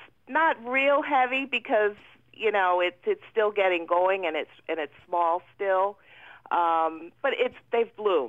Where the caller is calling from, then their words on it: Brinecksville, Pennsylvania, United States; I'm from Brinecksville, PA.